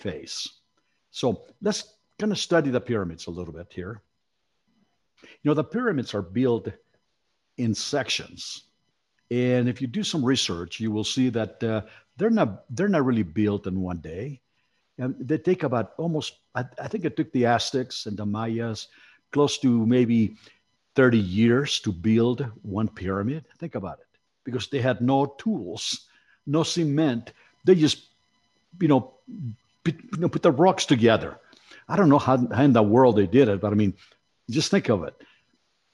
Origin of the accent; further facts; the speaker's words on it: Mexico City, Mexico; moved away; I was born in Mexico City.